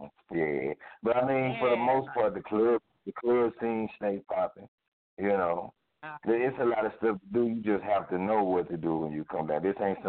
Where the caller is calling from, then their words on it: St. Louis, Missouri, United States; I'm calling from the Lou, baby. Straight out of St. Louis, Midwest